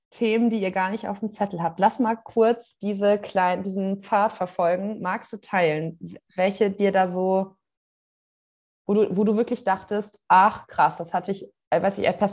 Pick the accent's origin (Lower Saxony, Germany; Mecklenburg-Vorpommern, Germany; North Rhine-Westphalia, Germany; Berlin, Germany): North Rhine-Westphalia, Germany; Cologne; der … und ich, wir sind beide aus Köln und äh, podcasten jetzt hier raus in die Welt.